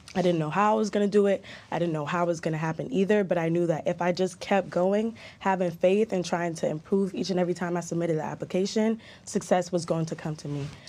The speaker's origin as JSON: {"language": "English", "region": "London", "country": "United Kingdom", "tie": "born or raised there", "also_born_or_lived": "Jamaica", "moved": "yes", "said": "I was in Jamaica for just under a year, and then I actually moved to London. That's where I grew up."}